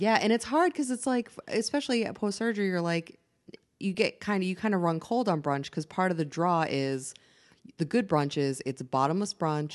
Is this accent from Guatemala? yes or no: no; Massachusetts, United States; moved away; I'm from Massachusetts.